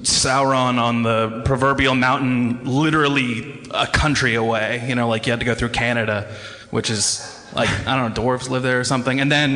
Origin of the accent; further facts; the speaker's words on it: Anchorage, Alaska, United States; moved away as an adult; now in Seattle, United States; I moved from my hometown of Anchorage, Alaska, down to Seattle, which is where I live now, which is really far.